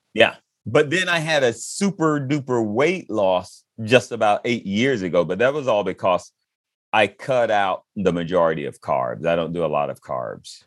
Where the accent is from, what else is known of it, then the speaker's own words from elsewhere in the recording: Fayetteville, Georgia, United States; I'm from Fayetteville, Georgia